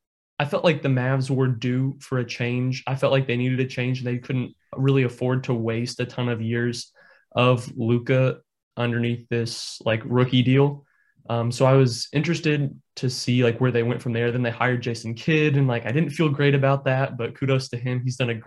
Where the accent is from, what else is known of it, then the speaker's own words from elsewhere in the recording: Indiana, United States; I'm born and raised in Indiana